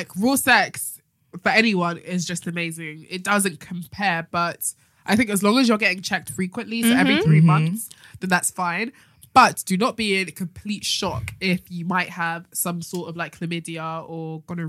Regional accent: Enfield, London, United Kingdom; I'm from Enfield.

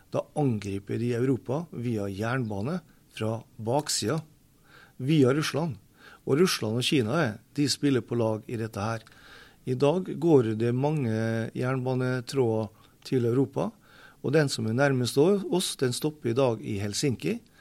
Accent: Molde, Møre og Romsdal, Norway; accent: Molde dialect; also born or lived in Beisfjord; now in Narvik, Norway; Jeg er fra Molde. Såkalt moldenser

